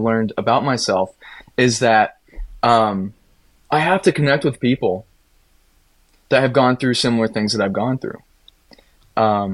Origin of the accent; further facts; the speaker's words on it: Appalachia, United States; now in Minneapolis, United States; as an Appalachian kid